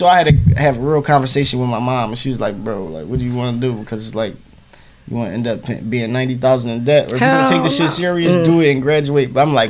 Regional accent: Philadelphia, Pennsylvania, United States; I'm from North Philly. I'm from the hood.

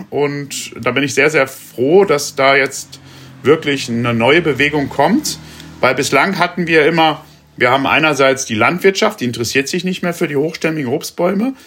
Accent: Rinteln, Lower Saxony, Germany; in der Stadt, wo ich groß geworden bin, in Rinteln

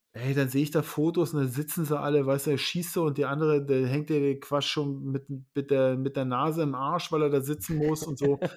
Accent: Lusatia, Germany; now in Schleswig-Holstein, Germany; ich komme ja ursprünglich aus der Lausitz

